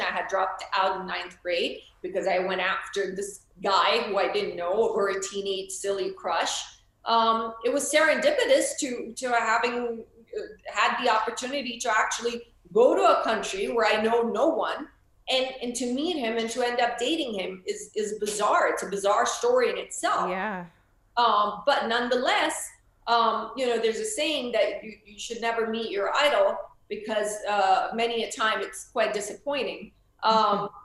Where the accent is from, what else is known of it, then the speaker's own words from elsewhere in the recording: Florida, United States; moved away; also born or lived in India; I'm from Florida